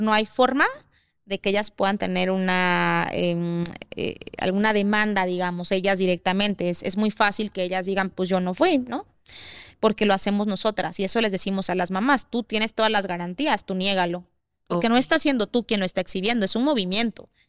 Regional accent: Oaxaca, Mexico; somos de Oaxaca

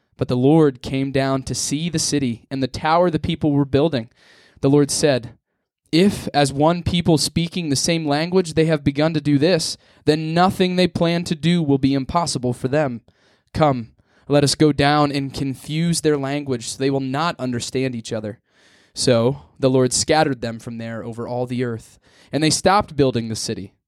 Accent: near Wellsboro, Pennsylvania, United States; also born or lived in Mansfield, Pennsylvania; I'm not from Wellsboro, I'm a town half hour away

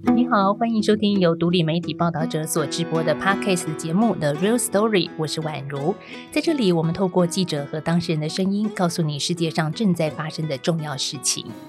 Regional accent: Taiwan; 我们台湾人所常看的正体中文字

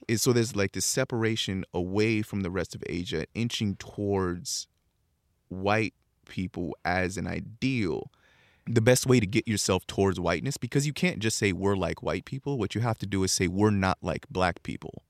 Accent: San Bernardino, California, United States; also born or lived in Japan / China; I am a kid from San Bernardino, spent ten, fifteen percent of my life in, uh, Japan and China

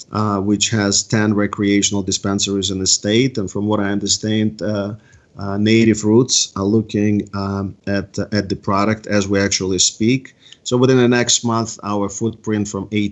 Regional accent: East Coast, United States; I'm from the East Coast

